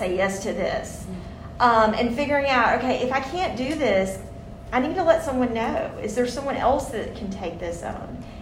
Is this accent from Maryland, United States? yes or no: no; Mississippi, United States; I'm someone from the South. I've grown up in Mississippi my whole life